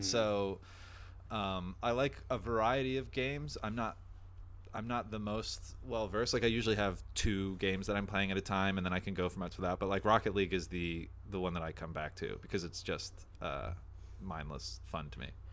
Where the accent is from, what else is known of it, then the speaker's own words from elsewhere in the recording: New Jersey, United States; moved away; I'm from the East Coast initially